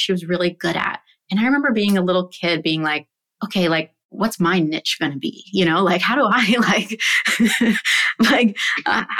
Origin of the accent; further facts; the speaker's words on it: San Francisco, California, United States; I grew up in San Francisco and have an older sister